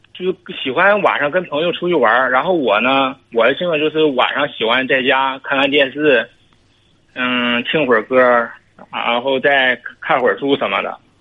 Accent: Northeast China, China; 我是东北的

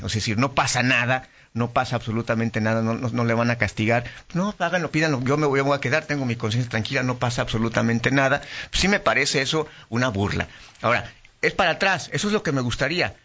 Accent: León, Guanajuato, Mexico; como leonés

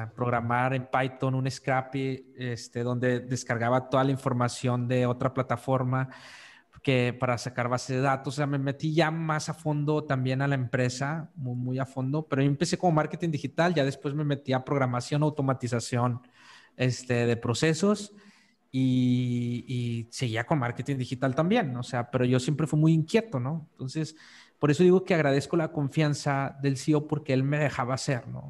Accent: northern Mexico, Mexico; moved away as an adult; also born or lived in Monterrey, Mexico; yo soy del norte de México

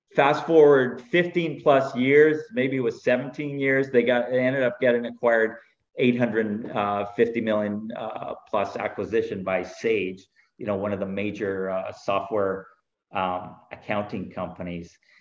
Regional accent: Canada; moved away as an adult; also born or lived in California; I am Canadian. I started out in Canada

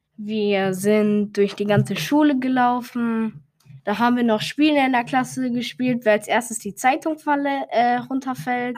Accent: Aachen, North Rhine-Westphalia, Germany; Ich bin in Aachen geboren und dort sagt man Oche Alaf

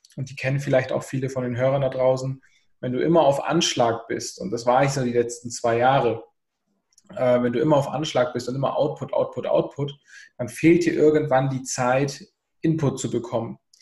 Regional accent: Southern Germany, Germany; ich komme aus dem Süden, Deutschlands

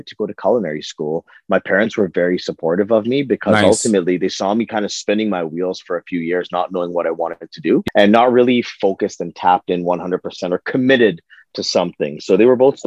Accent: Toronto, Ontario, Canada; I was born in Toronto

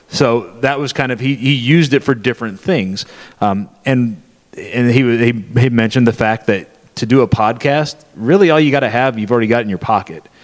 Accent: Missouri, United States; he and I, uh, we're from Southwest Missouri, which is about seven hours that direction.

